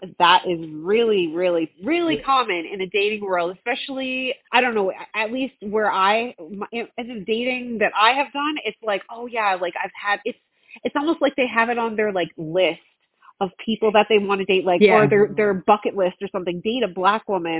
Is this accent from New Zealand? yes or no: yes; New Zealand; now in Canada; I mean, I'm from New Zealand, so I'm as, mm-hmm, Canadian as a bag of ketchup chips.